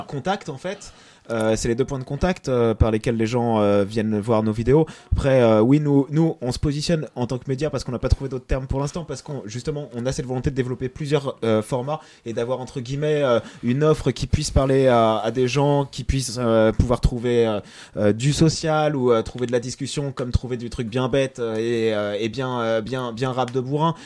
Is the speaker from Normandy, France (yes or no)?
no; Concarneau, Brittany, France; moved away; also born or lived in Boulogne-Billancourt; je viens de boulogne biancourt Et, euh, et j'ai grandi euh, à Concarneau, dans le 29, sud Finistère